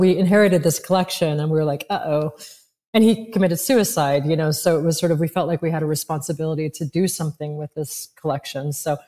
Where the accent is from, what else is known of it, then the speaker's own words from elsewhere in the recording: Paris, Île-de-France, France; I mean, I was raised partially in Paris, so I was exposed to it.